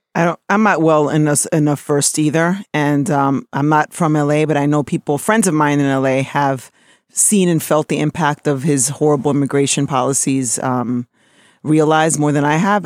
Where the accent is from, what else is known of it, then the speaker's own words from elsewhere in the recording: New York City, New York, United States; being born in New York City and of being an American